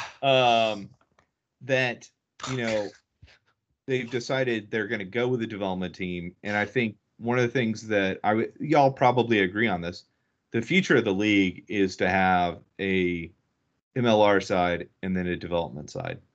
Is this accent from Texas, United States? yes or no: yes; Dallas, Texas, United States; also born or lived in Houston / Ohio; this is my hometown. Um, I'm a Dallas-I've-born and bred, uh, lived seven years in Houston, uh, four years of college in Ohio, but outside of that, I've been, I've been in Dallas my life.